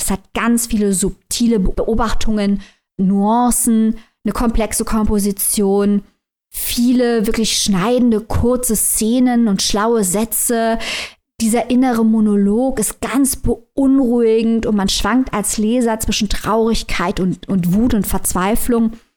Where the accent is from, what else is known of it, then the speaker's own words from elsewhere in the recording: Germany; bei uns in Deutschland